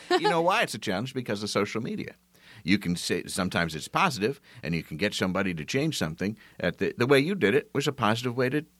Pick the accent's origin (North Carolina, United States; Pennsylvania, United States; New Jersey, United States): Pennsylvania, United States; West Chester; I'm also from Westchester, Pennsylvania.